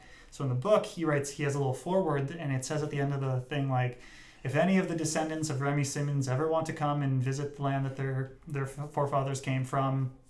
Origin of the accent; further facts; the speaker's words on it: Brussels, Brussels-Capital Region, Belgium; Whenever I tell people, they ask, oh, you know, where are you from? And I'm like, oh yeah, I grew up in Bruxelles.